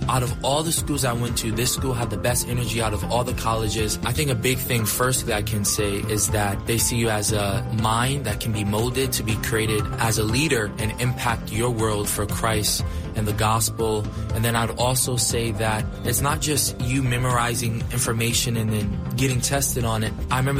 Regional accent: New York, United States; moved away; I'm from New York. I'm a freshman at Washington Adventist University, and I'm in the Honors College studying theology and music.

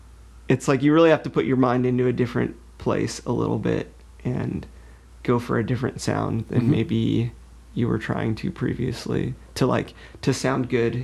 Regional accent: Lake Forest Park, Washington, United States; also born or lived in Lynnwood / Seattle / North Bend; I actually grew up in Lake Forest Park.

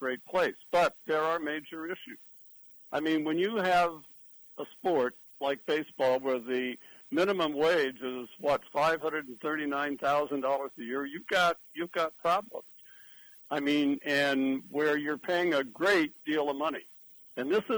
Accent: San Diego, California, United States; growing up in San Diego

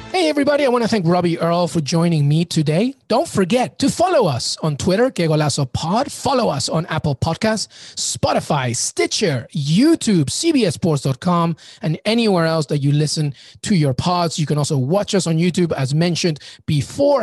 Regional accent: England, United Kingdom; I grew up in England

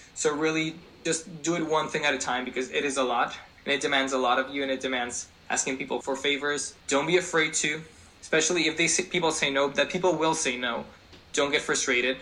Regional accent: Spain; English is a second language; moved away as an adult; now in New York City, United States; I was born and raised in Spain

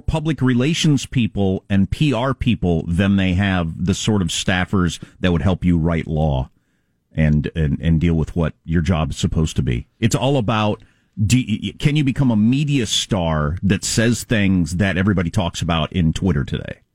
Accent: California, United States; as a Californian where the electricity goes out all the time in regular weather

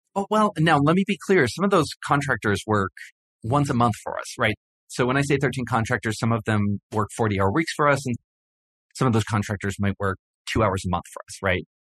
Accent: Hawaii, United States; I grew up in Hawaii, and I spent a lot of time in the ocean

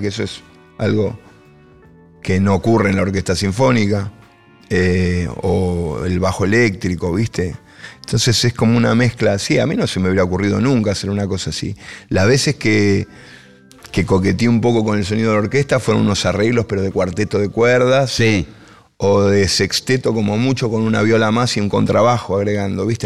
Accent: El Palomar, Buenos Aires Province, Argentina; Yo soy de Palomar

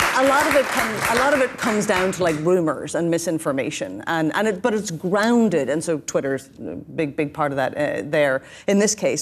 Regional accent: Northern Ireland, United Kingdom; now in New York City, United States; I come from Northern Ireland, just north of the border.

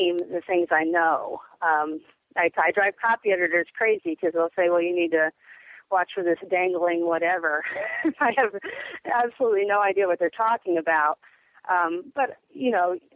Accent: Portland, Oregon, United States; Growing up in Portland in the 80s

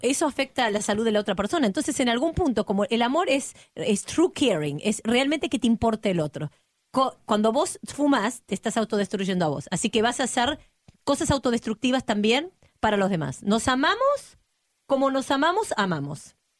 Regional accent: Argentina; soy argentina

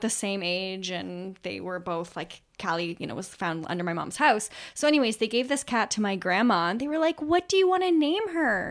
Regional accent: Canada; we're from Canada

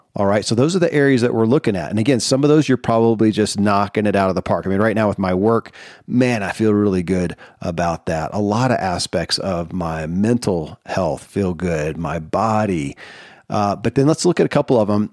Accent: Kentucky, United States; born or raised there

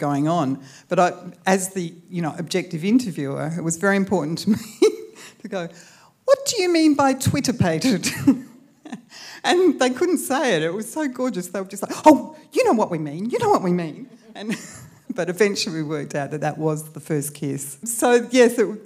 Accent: Clare, South Australia, Australia; moved away as an adult; also born or lived in Hobart / Melbourne; I grew up in Clare and had spent my first 18 years there

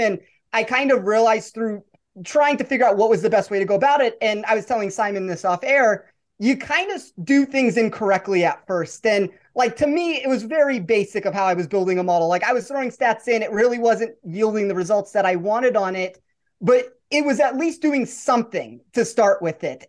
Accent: Las Vegas, Nevada, United States; I'm born and raised in Vegas

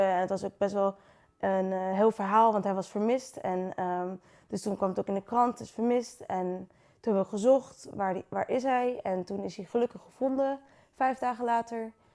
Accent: Friesland, Netherlands; moved away as an adult; now in Utrecht, Netherlands; ik kom dus uit Friesland

